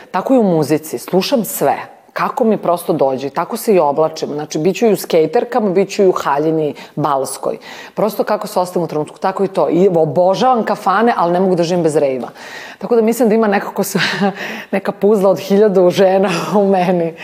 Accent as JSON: {"language": "Croatian", "region": "Belgrade", "country": "Serbia", "tie": "born or raised there", "said": "Ja sam rođena u Skadarskoj, baš u Skadarliji"}